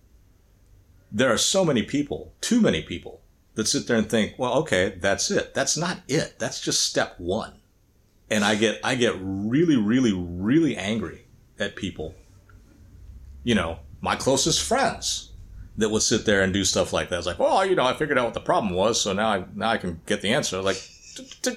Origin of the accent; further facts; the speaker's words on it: the Bible Belt, Southern United States, United States; as a young child growing up in the Bible Belt